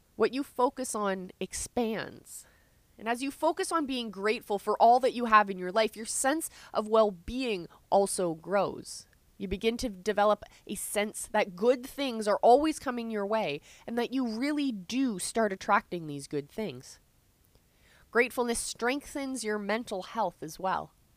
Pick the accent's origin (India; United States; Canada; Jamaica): Canada; I'm Canadian